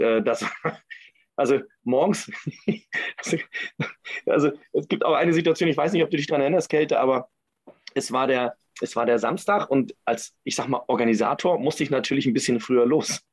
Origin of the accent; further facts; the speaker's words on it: Kiel, Schleswig-Holstein, Germany; ich komme ja aus Kiel